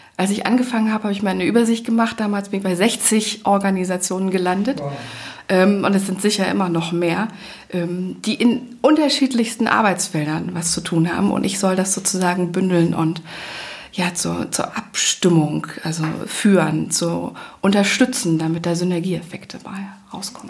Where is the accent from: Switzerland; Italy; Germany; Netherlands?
Germany; Leipzig, Saxony; moved away as an adult; Also ich komme selber aus einer Großstadt, ich komme eigentlich aus Leipzig